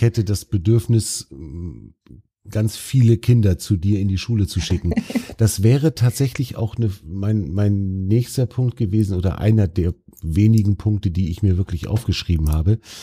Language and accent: German; Baltic Sea coast, Germany; ich bin ja selber an der Ostsee aufgewachsen